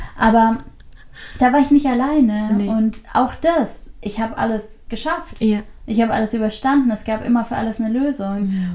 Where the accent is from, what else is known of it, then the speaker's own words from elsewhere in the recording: Southern Germany, Germany; moved away; ich komme ja aus Süddeutschland.